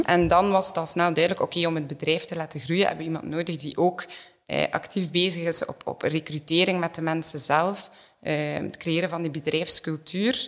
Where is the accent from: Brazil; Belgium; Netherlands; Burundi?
Belgium; Ghent, Flanders; opgegroeid in Gent.